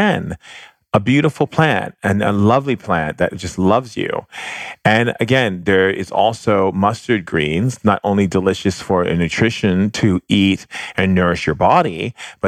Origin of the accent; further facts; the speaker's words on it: Hawaii, United States; growing up in Hawaii